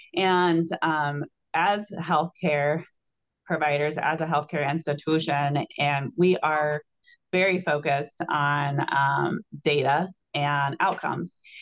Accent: Illinois, United States; now in Wisconsin, United States; I'm from Illinois originally

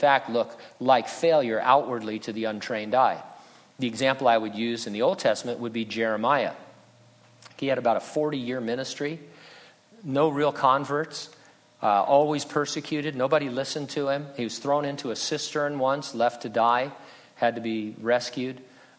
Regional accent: San Bernardino, California, United States; also born or lived in Riverside / Running Springs; But San Bernardino, that's my hometown.

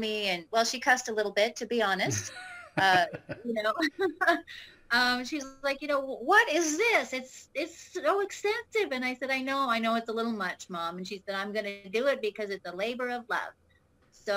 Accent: California, United States; moved away as an adult; also born or lived in Texas; now in Arizona, United States; I am originally from California. But when I was probably about 24, 25, I ended up moving to Texas

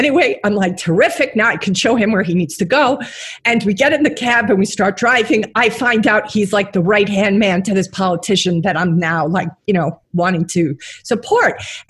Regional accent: New York City, New York, United States; I'm a New Yorker.

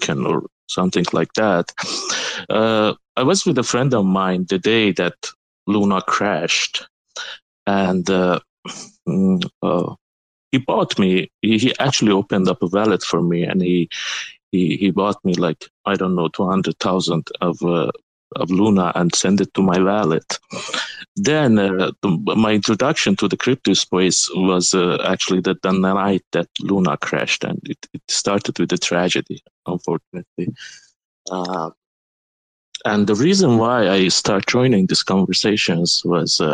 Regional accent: Iran; first language Turkish; English is a second language; moved away as an adult; also born or lived in United States; I'm originally from Iran

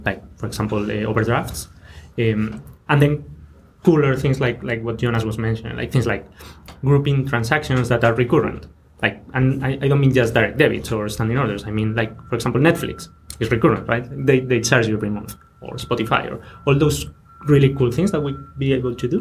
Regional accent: Spain; moved away

